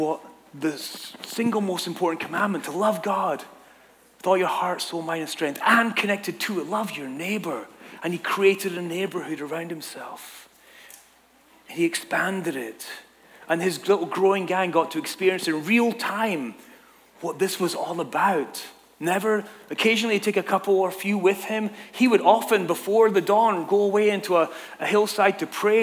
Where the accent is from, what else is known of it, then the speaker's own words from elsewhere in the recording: Scotland, United Kingdom; moved away as an adult; now in Southern California, United States; I'm from Scotland. The gangs in my town were just like, you know, nothing to be afraid of.